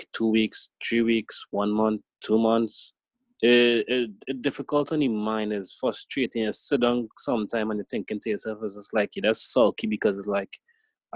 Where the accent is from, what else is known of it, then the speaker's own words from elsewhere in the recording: Trinidad & Tobago; I'm also Trinidadian from the Caribbean